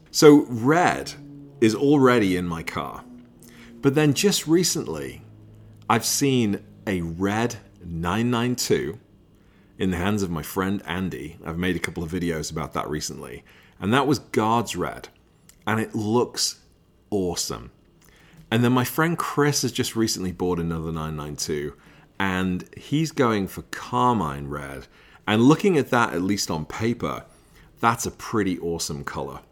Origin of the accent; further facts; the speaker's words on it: Liverpool, North West England, United Kingdom; I'm from Liverpool.